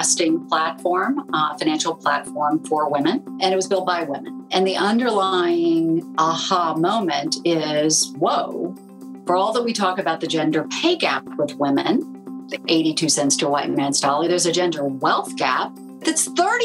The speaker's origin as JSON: {"language": "English", "town": "Charleston", "region": "South Carolina", "country": "United States", "tie": "born or raised there", "moved": "yes", "said": "I grew up in Charleston, South Carolina"}